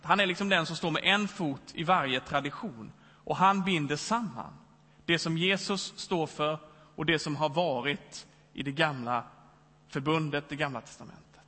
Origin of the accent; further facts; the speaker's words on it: Växjö, Kronoberg County, Sweden; moved away as an adult; also born or lived in Lund / Stockholm / Sundbyberg; now in Gothenburg, Sweden; Jag kommer från Småland i Växjö